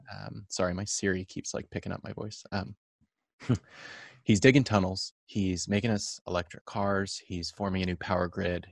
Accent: Orange County, California, United States; born or raised there

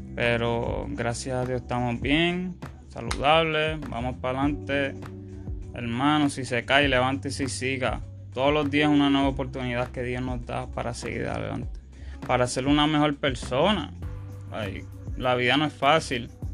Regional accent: United States; Aquí en mi país, en Estados Unidos

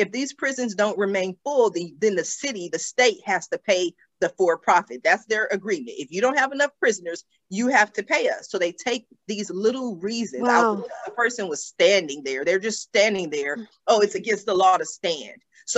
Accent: Los Angeles, California, United States; I grew up in Los Angeles.

